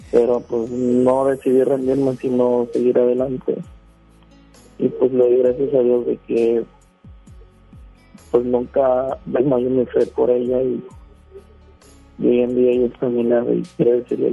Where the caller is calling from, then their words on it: Guadalupe, Nuevo León, Mexico; No, estoy en Guadalupe, pero aquí en Guadalupe, Colonia La Roca.